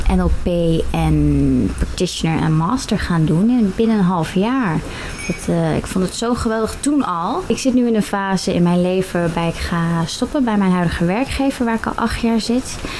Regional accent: Netherlands; Ik kom uit Bumren, 32 jaar.

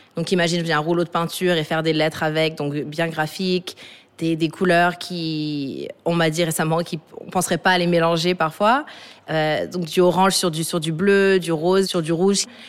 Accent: Dakar, Senegal; also born or lived in Paris / Johannesburg / Los Angeles; Je suis née à Paris de parents sénégalais et capverdiennes. Mais j'ai grandi, donc entre, je suis revenue à Dakar quand j'étais toute petite, et j'ai grandi entre Dakar et Johannesburg

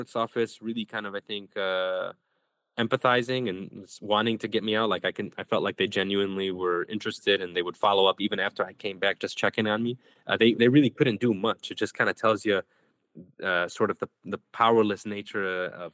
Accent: Chicago, Illinois, United States; also born or lived in West Bank; I was born in Chicago. I got to go back to Chicago

